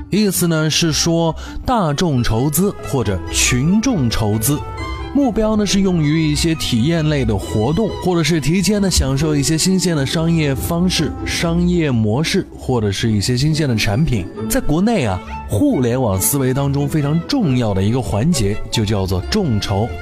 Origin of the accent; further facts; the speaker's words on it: China; 在我们中国人的生活当中更加的近似